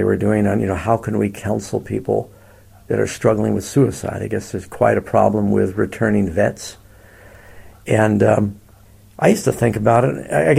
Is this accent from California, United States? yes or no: yes; California, United States; Yeah, we're from Northern California, which is a little different, of course, than Southern California.